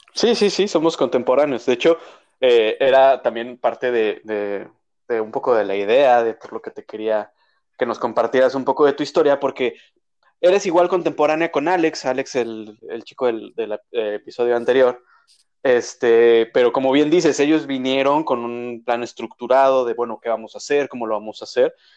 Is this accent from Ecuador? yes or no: no; Mexico; now in Canada; como mexicanos